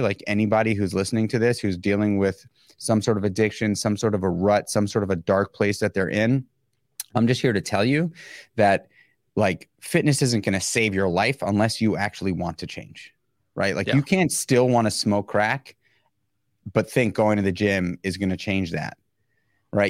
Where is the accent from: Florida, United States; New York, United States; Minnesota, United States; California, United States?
New York, United States; New York City; being born and raised in New York City